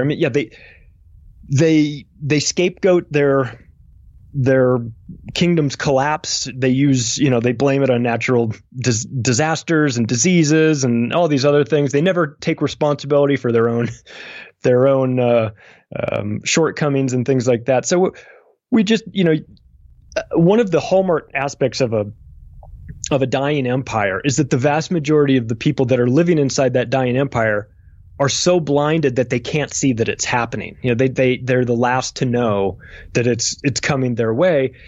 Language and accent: English; United States; I'm an American. I've lived in America my whole life